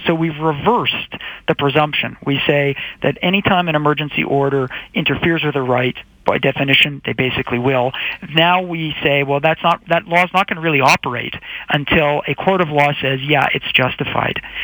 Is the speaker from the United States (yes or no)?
no; Canada; as Canadian citizens